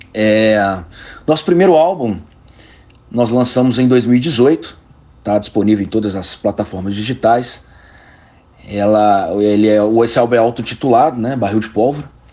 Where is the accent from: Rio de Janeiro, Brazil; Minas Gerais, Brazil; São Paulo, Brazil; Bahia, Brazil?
Minas Gerais, Brazil; Belo Horizonte; nós somos de Belo Horizonte